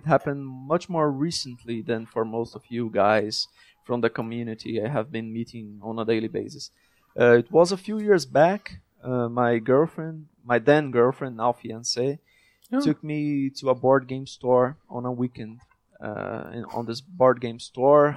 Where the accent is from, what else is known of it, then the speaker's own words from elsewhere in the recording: Brazil; my partners and I grew up in Brazil, a struggling country.